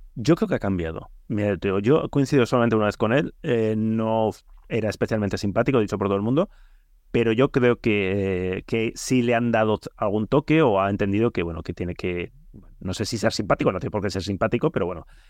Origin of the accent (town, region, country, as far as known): Bilbao, Basque Country, Spain